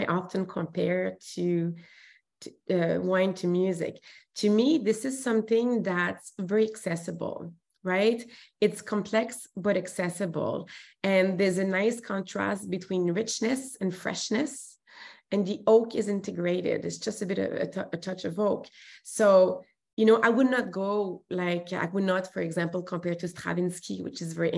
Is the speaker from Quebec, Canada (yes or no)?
yes; Montreal, Quebec, Canada; accent: French; English is a second language; moved away as an adult; now in Vancouver, Canada; And I'm from Montreal, as you can hear, the accent, there's a French accent there. And so I moved to Vancouver when I was 21